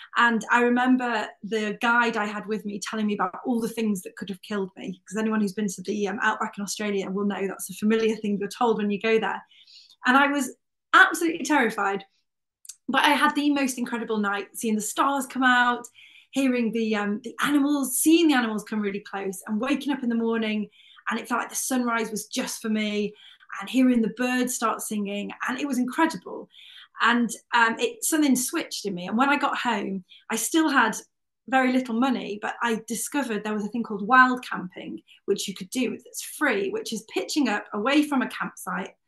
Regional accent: North Wales, United Kingdom; I grew up in North Wales, um, about 20 miles from Snowdonia National Park

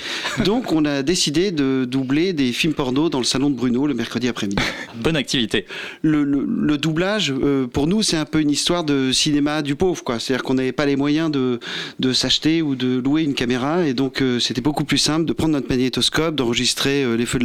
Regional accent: Versailles, Île-de-France, France; nous, on vient de, la ville de Versailles.

